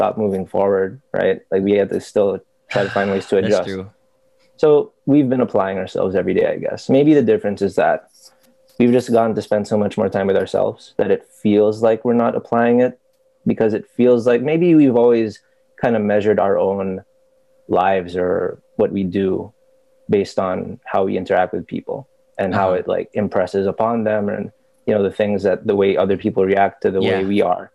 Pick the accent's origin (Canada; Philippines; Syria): Philippines; also born or lived in United States; I was born in the States. And stayed there till I was like 6. Uh-huh. Came over to the Philippines. Went to school.